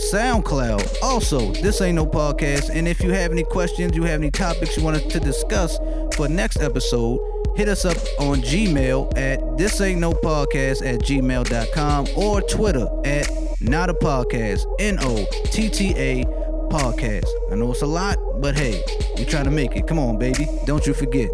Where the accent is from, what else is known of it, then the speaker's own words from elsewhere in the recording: Baltimore, Maryland, United States; I'm from Baltimore. And I was in elementary school and middle school